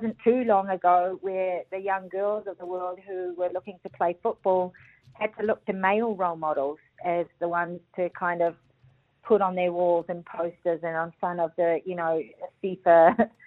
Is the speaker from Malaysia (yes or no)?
no; New Zealand; being a Kiwi